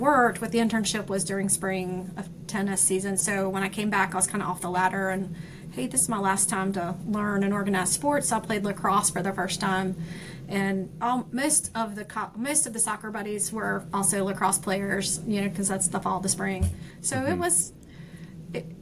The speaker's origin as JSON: {"language": "English", "town": "Myrtle Beach", "region": "South Carolina", "country": "United States", "tie": "born or raised there", "also_born_or_lived": "Conway, South Carolina", "moved": "as an adult", "lives_now": "Charlotte, United States", "said": "I was born in Conway. I grew up in Myrtle Beach"}